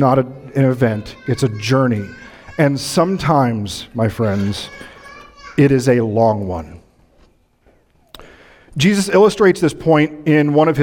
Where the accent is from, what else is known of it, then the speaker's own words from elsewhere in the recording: Midwest, United States; moved away; I'm from the Midwest, so these mornings are like home to me